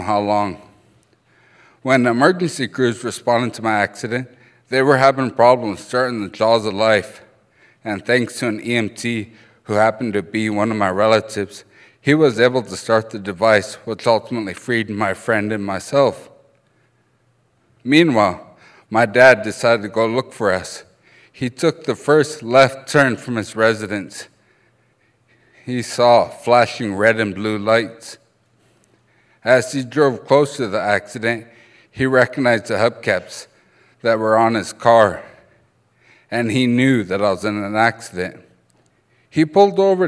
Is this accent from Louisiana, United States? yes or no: no; Browning, Montana, United States; first language Blackfoot